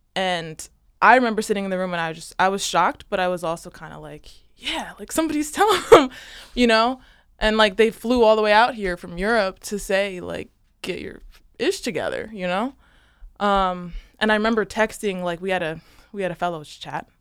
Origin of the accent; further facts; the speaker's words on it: Newark, Delaware, United States; So, I grew up in Newark, outside the city limits